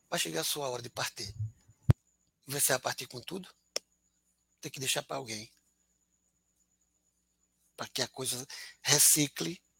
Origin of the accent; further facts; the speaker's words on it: Alagoas, Brazil; Sou neto de sertanejo, comendo meu queijo de coalha com rapadura.